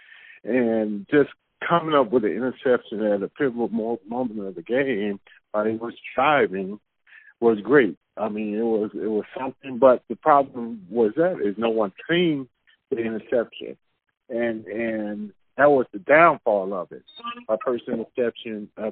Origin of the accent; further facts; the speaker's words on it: Chicago, Illinois, United States; I grew up here in Chicago